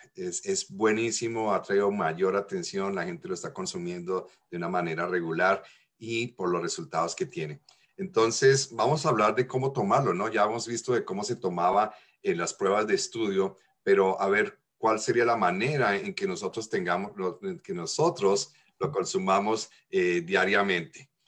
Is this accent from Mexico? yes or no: no; Colombia; moved away; en mi infancia allá en Colombia.